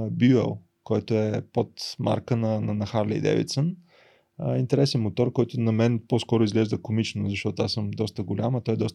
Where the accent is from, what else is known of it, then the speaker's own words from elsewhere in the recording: Varna, Varna Province, Bulgaria; сънувах момента, в който аз се прибирам във Варна с мотор. Идвам от Бургас от магистрата и се качвам на Спруховия мост и просто така целият град се открива пред мене и аз така се прибирам с моя мотор в, в родния дом.